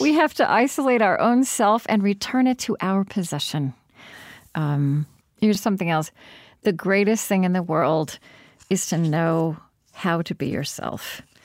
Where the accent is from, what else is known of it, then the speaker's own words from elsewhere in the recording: United States; I'm American